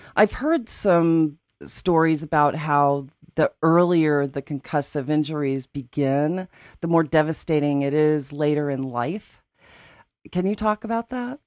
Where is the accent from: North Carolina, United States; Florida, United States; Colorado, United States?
Colorado, United States; Aspen; When I was growing up in Aspen